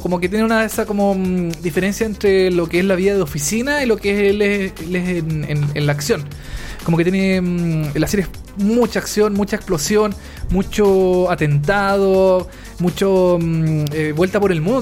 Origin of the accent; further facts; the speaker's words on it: Chile; acá en Chile